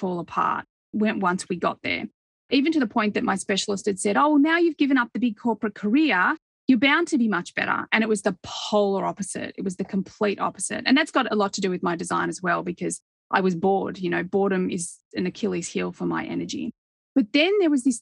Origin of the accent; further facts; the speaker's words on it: Australia; when I grew up in Australia